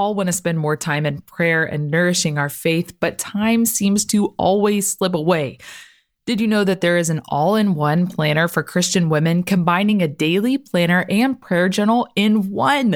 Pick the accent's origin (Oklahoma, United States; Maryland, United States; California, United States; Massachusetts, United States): Oklahoma, United States; moved away; I'm from Oklahoma